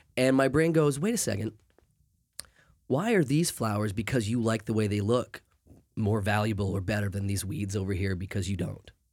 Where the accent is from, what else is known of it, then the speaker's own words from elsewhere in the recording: Maine, United States; moved away; since I grew up in Maine.